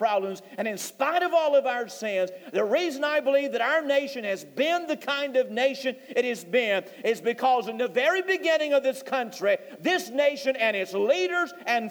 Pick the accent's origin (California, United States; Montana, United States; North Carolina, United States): North Carolina, United States; I'm a Christian. I'm from North Carolina